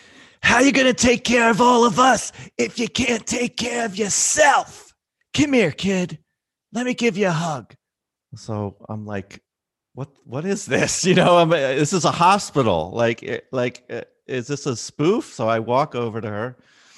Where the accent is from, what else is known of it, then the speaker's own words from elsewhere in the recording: Philadelphia, Pennsylvania, United States; I'm from Philly, the city of brotherly love.